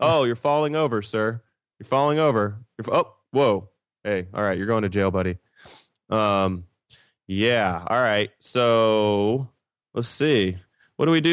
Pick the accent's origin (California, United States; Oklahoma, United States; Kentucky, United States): Kentucky, United States; I'm from Kentucky